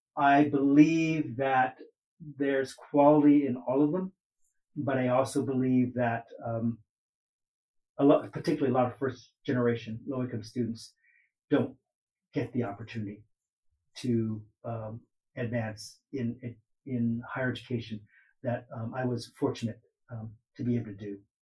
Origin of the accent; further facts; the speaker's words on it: Oakland, California, United States; I grew up in Oakland